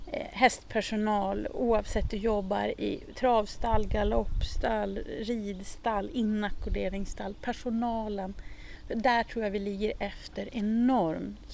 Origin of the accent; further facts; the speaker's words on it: Jämtland, Sweden; now in Stockholm area, Sweden; jag är ju ursprungligen från Jämtland, alltså mina föräldrar är ju jämtar